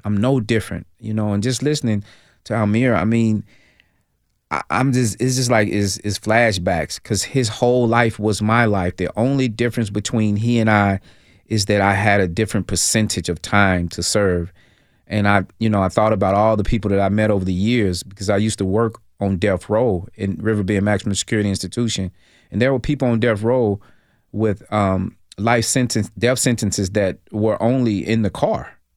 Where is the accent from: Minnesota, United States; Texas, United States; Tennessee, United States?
Tennessee, United States; Nashville; I'm originally from Nashville, Tennessee, South Nashville, migrated to Northeast Nashville